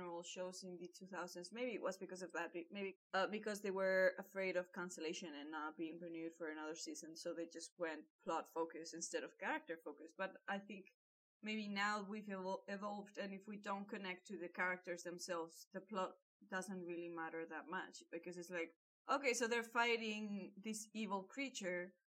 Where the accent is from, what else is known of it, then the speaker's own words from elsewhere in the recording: Malaga, Andalusia, Spain; I'm from Malaga